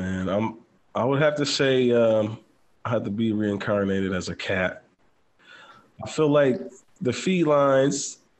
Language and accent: English; Buffalo, New York, United States; moved away; I'm in the military, so I'm meeting people all the time. When I meet people, I have to tell them, hey, I'm from Buffalo.